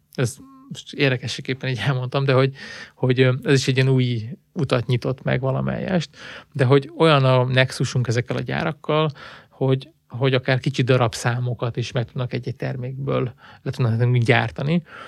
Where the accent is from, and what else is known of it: Hungary